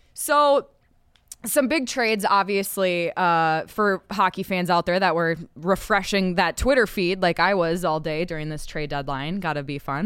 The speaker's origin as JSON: {"language": "English", "region": "Minnesota", "country": "United States", "accent": "Minnesota", "said": "my Minnesota accent"}